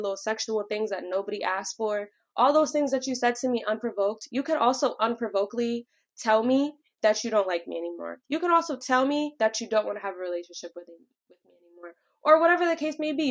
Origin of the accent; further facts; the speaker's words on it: Connecticut, United States; I'm from Connecticut, and I am 23